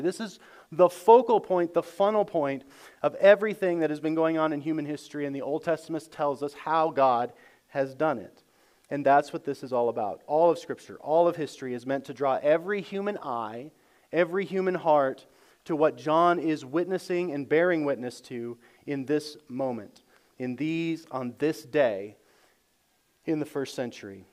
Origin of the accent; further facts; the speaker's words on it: United States; as good American Christians